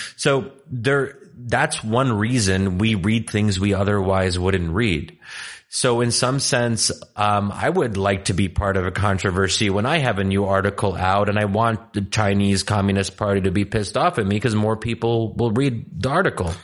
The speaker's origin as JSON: {"language": "English", "country": "Egypt", "also_born_or_lived": "Pennsylvania", "moved": "yes", "said": "I said originally Egyptian"}